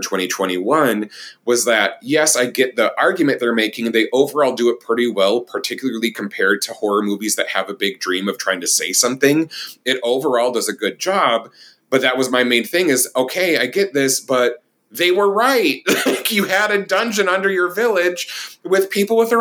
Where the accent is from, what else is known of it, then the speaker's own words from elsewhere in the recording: Minnesota, United States; moved away; my hometown I'm from is a very small town, 20,000 people near Rochester, Minnesota, and south of the Twin Cities.